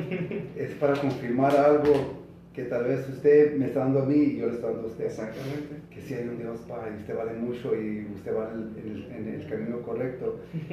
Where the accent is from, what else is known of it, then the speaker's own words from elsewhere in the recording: California, United States; yo vengo de California